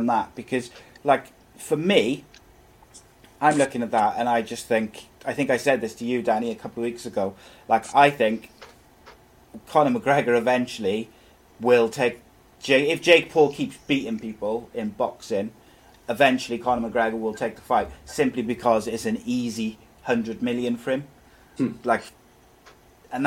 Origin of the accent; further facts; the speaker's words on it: Wales, United Kingdom; As a Welshman myself